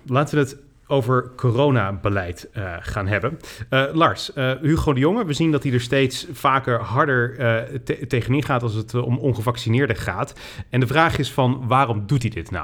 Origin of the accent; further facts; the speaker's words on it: Netherlands; also born or lived in United States; ik ben Nederlander